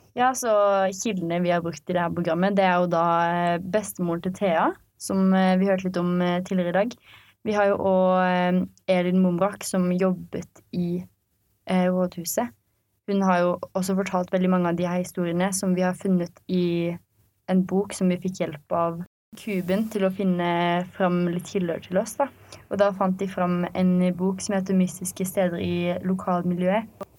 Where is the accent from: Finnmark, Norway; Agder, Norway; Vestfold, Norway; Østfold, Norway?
Agder, Norway; Arendal; vi er fra Hisøy